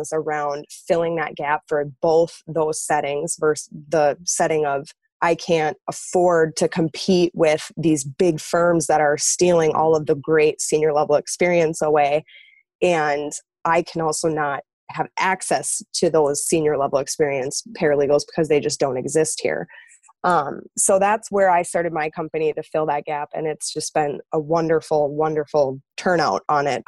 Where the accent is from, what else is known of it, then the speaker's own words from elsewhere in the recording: Minnesota, United States; moved away as an adult; also born or lived in Wisconsin; I was originally from Minnesota. I ended up moving to the middle of nowhere in Wisconsin